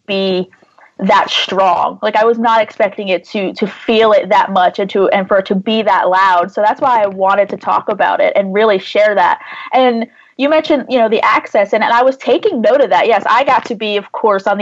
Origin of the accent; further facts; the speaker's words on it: New Jersey, United States; I grew up in New Jersey, maybe 30, 40 minutes from what was Englishtown Raceway Park